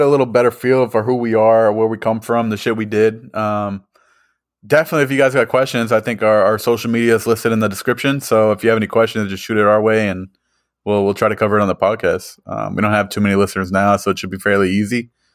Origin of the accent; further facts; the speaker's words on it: Massachusetts, United States; moved away as an adult; also born or lived in Camp Pendleton, California / Seattle area, Washington; now in Kansas City, United States; I grew up on the East Coast in Massachusetts